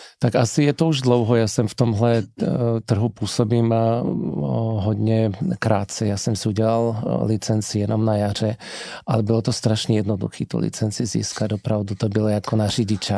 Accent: Slovakia; first language Slovak; Czech is a second language; Já jsem vlastně Čechoslovák, protože můj tatínek je Čech a maminka je Slovenka. Narodil jsem se v Československu, mám obě občanství, ale slovenština je můj první jazyk, čeština druhý

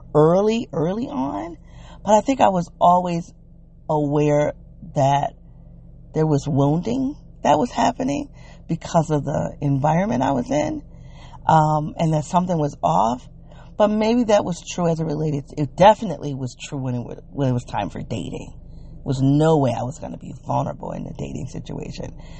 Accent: United States; accent: African American English (ethnic talk); first language African American English

